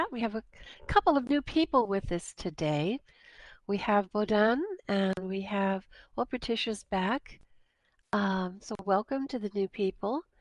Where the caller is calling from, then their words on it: New Jersey, United States; Uh, Hello, uh, I'm in New Jersey right now.